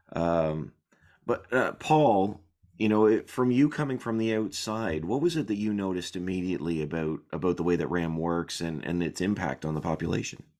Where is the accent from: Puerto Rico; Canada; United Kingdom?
Canada; I'm Canadian.